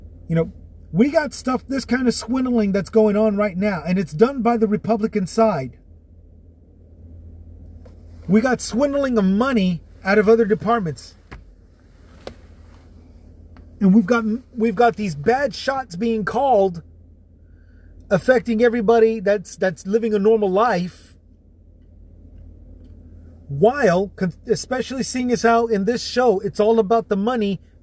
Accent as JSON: {"language": "English", "region": "Texas", "country": "United States", "said": "from my home state of Texas"}